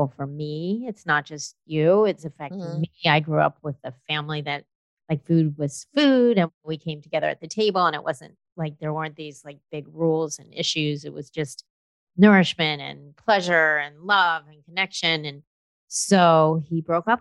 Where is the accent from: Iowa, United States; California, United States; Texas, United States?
California, United States; Los Angeles; I grew up in Los Angeles